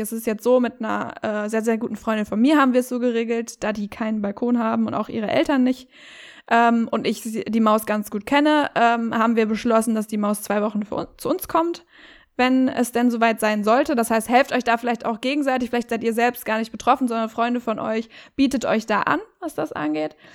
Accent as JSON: {"language": "German", "town": "Herford", "region": "North Rhine-Westphalia", "country": "Germany", "said": "ich komme ja aus Herford"}